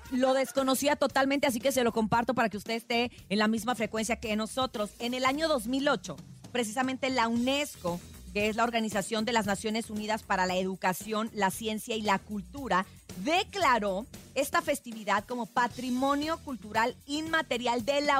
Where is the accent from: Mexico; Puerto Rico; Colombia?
Mexico; Sinaloa; en mi tierra se usa muchísimo, pues ustedes saben que Sinaloa es la tierra de la música de banda